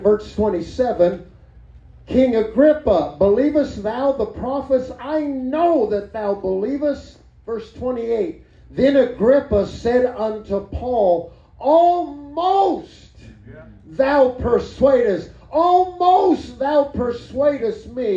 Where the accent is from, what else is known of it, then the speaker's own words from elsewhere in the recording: Mexico; now in New Mexico, United States; That foreign country happened to be Mexico.